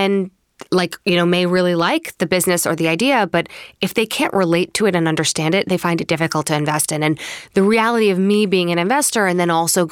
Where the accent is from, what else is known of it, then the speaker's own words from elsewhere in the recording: Long Island, New York, United States; also born or lived in Springfield, Illinois; I grew up mostly in Long Island